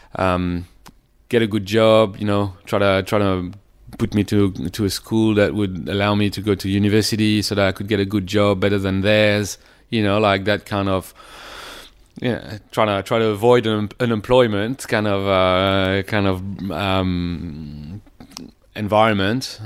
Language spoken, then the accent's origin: English; near Paris, Île-de-France, France; moved away; also born or lived in Sydney; I was born near Paris and it was, I came from a f- f- pretty much like middle class suburb near Paris